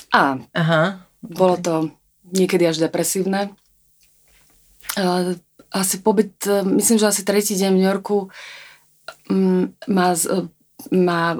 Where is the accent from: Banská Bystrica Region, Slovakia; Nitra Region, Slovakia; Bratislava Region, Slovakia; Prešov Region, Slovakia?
Bratislava Region, Slovakia; Pezinok; Ja som ani lietadlom neletela, ja som bola z Pezinka, v, z malého mestečka.